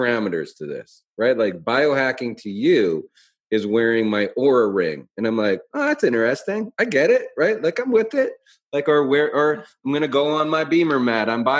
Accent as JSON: {"language": "English", "town": "Calgary", "region": "Alberta", "country": "Canada", "also_born_or_lived": "Portland, Oregon", "moved": "as an adult", "said": "I came from Calgary"}